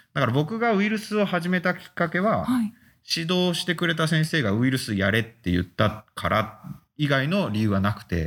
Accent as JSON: {"language": "Japanese", "region": "Fukuoka", "country": "Japan", "tie": "born or raised there", "also_born_or_lived": "Osaka", "moved": "as an adult", "lives_now": "Hokkaido, Japan", "said": "生まれは、えー、福岡県で、えー、そこで、えー、中高それから大大学まで過ごして"}